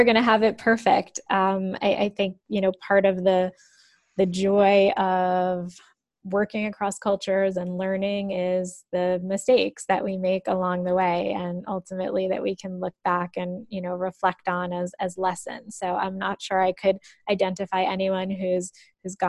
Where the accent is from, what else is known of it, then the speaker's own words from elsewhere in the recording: United States; also born or lived in France; I'm American